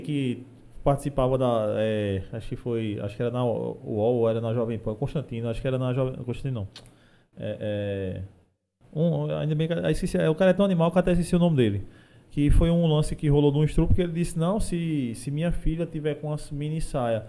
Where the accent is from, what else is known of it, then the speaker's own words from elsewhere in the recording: Desterro, Paraíba, Brazil; moved away; Eu sou de desterro. E de um sítiozinho que tem desterro